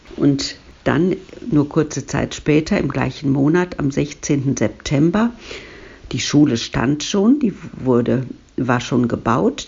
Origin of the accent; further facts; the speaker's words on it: Duisburg, North Rhine-Westphalia, Germany; Ich bin in Ungelsheim geboren, aber eigentlich hieß das ja damals noch nicht Ungelsheim